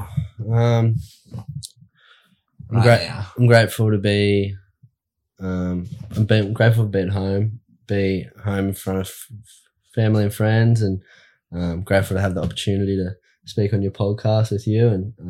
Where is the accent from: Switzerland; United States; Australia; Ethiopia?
Australia; Evans Head, New South Wales; also born or lived in Lismore, New South Wales; now in Burleigh Heads, Australia; I was born in Lismore, in New South Wales, and grew up in Evans Head. We actually lived in between Evans Head and Woodburn on 30 acres.